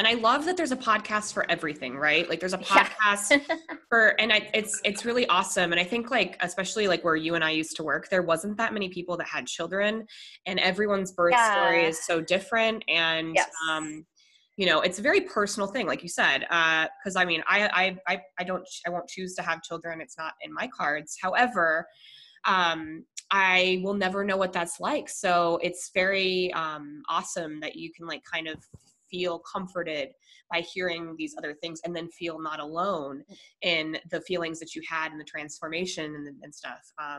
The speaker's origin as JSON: {"language": "English", "region": "Colorado", "country": "United States", "said": "I'm from Colorado, and the last time I went to a haunted anything, we had this thing called Anderson Farms"}